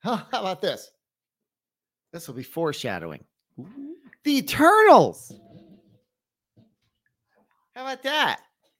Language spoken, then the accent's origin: English; Pennsylvania, United States; moved away; I'm from Pennsylvania.